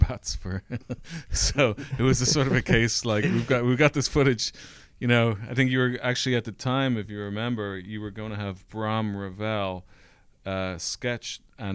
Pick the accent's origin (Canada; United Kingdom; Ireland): Ireland; moved away; I grew up in Ireland